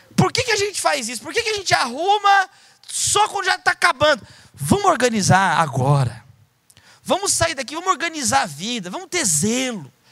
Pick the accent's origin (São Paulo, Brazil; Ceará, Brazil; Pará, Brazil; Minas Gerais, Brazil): São Paulo, Brazil; eu sou de São Paulo